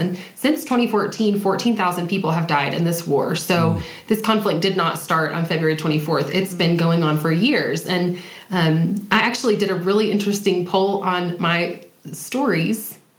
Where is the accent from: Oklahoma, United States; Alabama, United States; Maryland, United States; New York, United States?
Alabama, United States; moved away; also born or lived in Texas; I'm from the South. Born in Texas, raised in Alabama